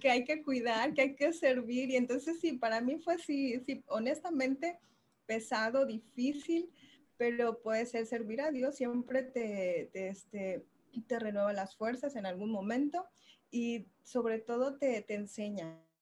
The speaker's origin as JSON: {"language": "Spanish", "town": "Tapachula", "region": "Chiapas", "country": "Mexico", "tie": "born or raised there", "said": "somos originarios de Tapachula, Chiapas"}